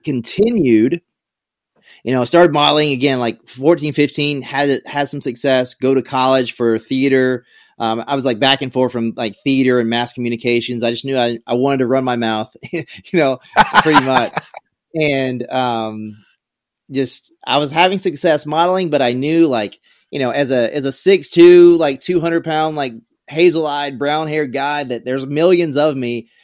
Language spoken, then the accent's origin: English; South Carolina, United States; moved away; I grew up in a really small town in South Carolina